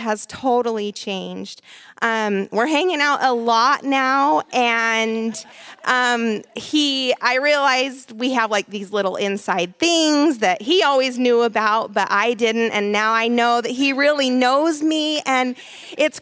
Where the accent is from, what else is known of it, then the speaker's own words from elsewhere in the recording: Salt Lake City, Utah, United States; moved away; I'm from Salt Lake City, Utah